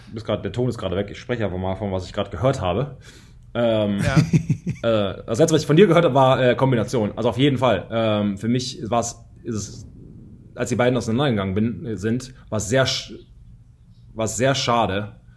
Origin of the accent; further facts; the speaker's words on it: Germany; moved away as an adult; also born or lived in United States; als Deutscher